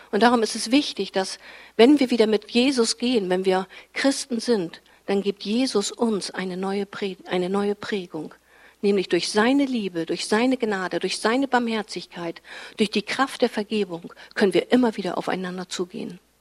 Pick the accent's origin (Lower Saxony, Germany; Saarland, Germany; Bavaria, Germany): Lower Saxony, Germany; Fischerhude; In meinem Dorf, wo ich herkomme, Fischerhude, da gab es zu meiner Zeit eben noch keinen Kindergarten.